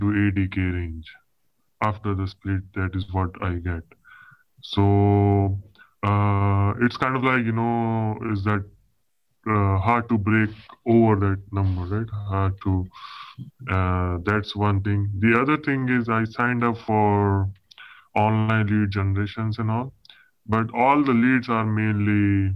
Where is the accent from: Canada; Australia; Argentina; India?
India; moved away; I'm basically from India, right? So most of my clients are from India